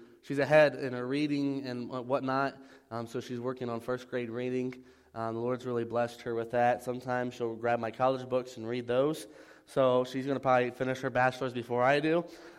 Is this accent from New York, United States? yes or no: no; Ohio, United States; when you're born and raised in Ohio, you're expected to be a Buckeye fan.